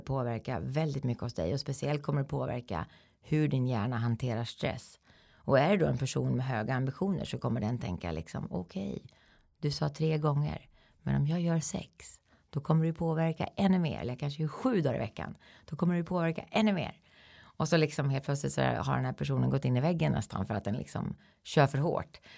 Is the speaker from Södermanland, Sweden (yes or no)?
yes; Eskilstuna, Södermanland, Sweden; i min hemstad då, då i Eskilstuna